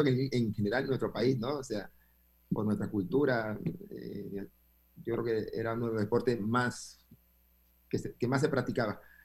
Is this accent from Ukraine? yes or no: no; Panama; moved away; also born or lived in Argentina / Uruguay